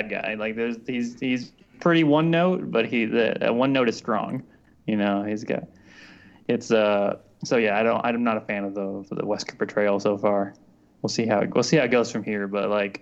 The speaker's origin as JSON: {"language": "English", "town": "Las Vegas", "region": "Nevada", "country": "United States", "said": "I'm from Vegas."}